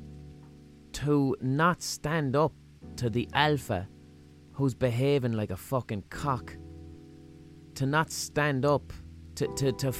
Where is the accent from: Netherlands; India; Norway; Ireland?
Ireland; Limerick, Munster; accent: Limerick; my Limerick accent